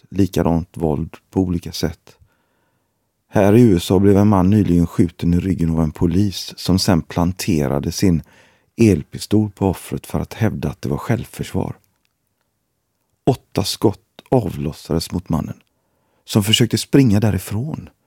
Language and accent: Swedish; Gothenburg, Västra Götaland, Sweden; Jag har bott i Gbg i 40 år. Det var inte så tufft när jag växte upp i Gårdsten.